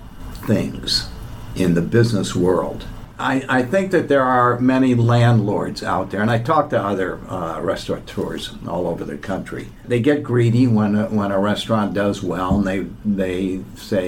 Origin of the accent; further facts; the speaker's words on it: Midwest, United States; I'm from the Midwest